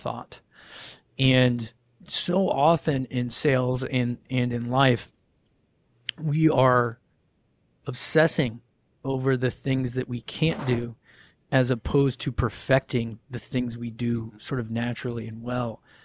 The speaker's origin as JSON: {"language": "English", "region": "Ohio", "country": "United States", "tie": "born or raised there", "said": "grew up in Ohio"}